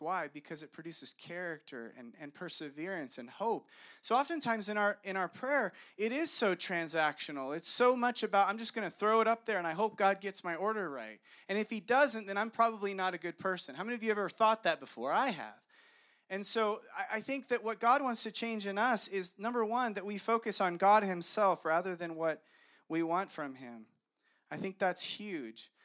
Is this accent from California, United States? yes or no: yes; Monrovia, California, United States; I went to elementary school in Monrovia